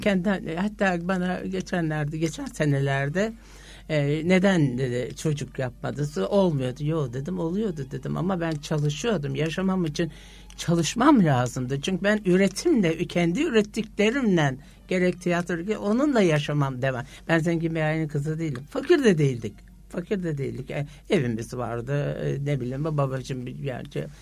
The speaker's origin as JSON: {"language": "Turkish", "region": "Istanbul", "country": "Turkey", "tie": "born or raised there", "said": "Eyüp'teki ev babam ben doğduğum zaman almış o Eyüp'teki evimizi"}